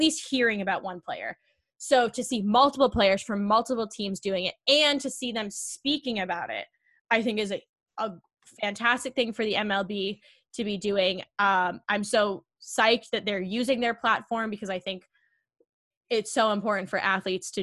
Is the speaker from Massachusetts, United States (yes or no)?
yes; Boston, Massachusetts, United States; I'm also from Boston